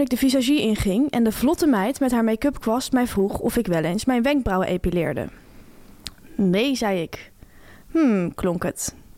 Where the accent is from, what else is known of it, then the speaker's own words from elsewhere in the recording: Delft, South Holland, Netherlands; Ik kom uit Delft, dat ligt wel in de Randstad